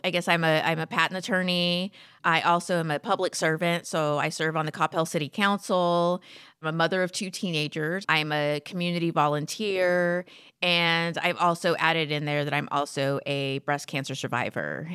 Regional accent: McAllen, Texas, United States; also born or lived in San Antonio; I grew up in South Texas. I'm originally from McAllen.

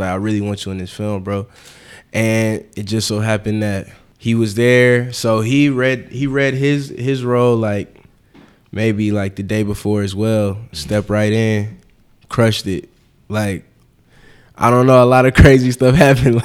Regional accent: Atlanta, Georgia, United States; also born or lived in Harlem, New York / Philadelphia; now in New York, United States; I'm actually from Atlanta.

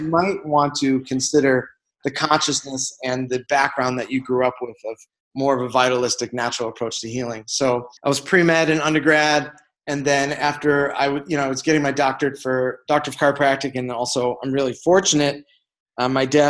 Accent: Chicago, Illinois, United States; moved away as an adult; now in Ahwatukee, United States; I'm from Chicago.

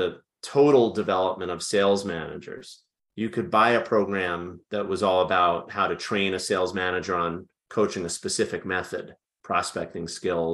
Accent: New York area, United States; moved away as an adult; now in Washington, D.C., United States; born and raised in the New York area.

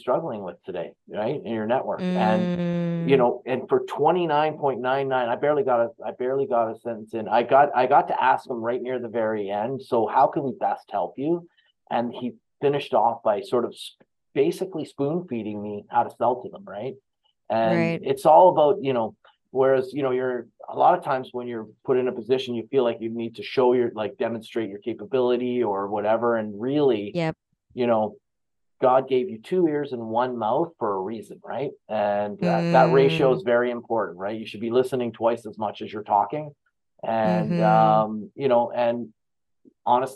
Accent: Canada; I'm from Canada

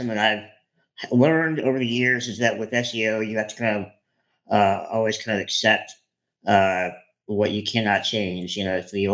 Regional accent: Columbia, South Carolina, United States; I am from Columbia, South Carolina

